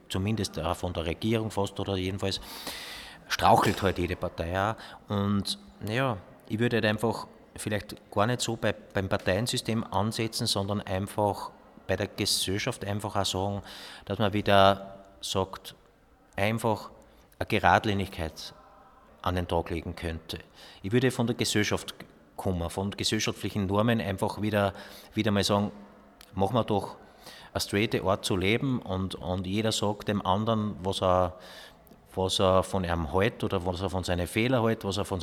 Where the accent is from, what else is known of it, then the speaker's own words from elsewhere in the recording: Austria; aber einfach sagen, wir sind Österreicher, das, wir sind auf das stolz, wir sind auf das nicht stolz.